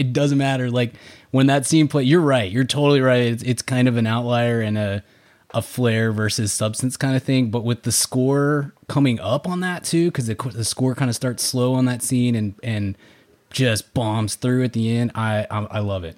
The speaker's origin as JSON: {"language": "English", "town": "Dallas", "region": "Texas", "country": "United States", "said": "I'm from Dallas"}